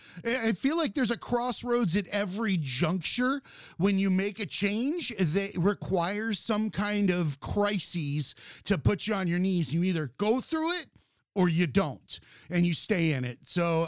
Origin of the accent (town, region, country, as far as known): United States